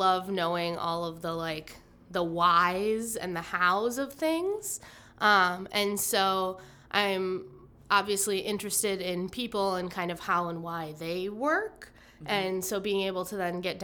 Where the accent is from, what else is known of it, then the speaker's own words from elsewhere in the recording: Merrill, Wisconsin, United States; moved away as an adult; now in Oshkosh, United States; I was born in Oshkosh, but then when I was 6 or 7, moved up to Merrill, which is up north of Wausau. And went there through, or lived there through high school